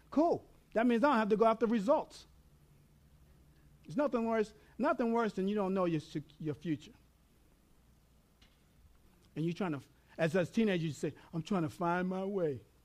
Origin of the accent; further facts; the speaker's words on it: New York, United States; moved away; also born or lived in Texas; I'm from New York. I learned how to say all in Texas